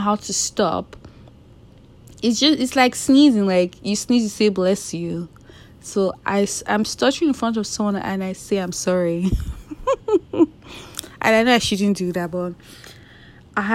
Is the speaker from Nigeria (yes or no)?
yes; Nigeria; I'm Nigerian